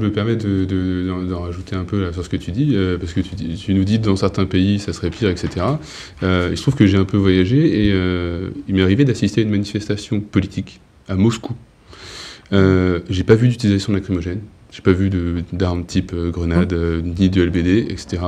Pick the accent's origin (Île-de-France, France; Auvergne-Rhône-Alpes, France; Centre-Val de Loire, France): Île-de-France, France; Paris; now in Charente-Maritime, France; je suis né à Paris, j'ai grandi, j'habite en Charente-Maritime désormais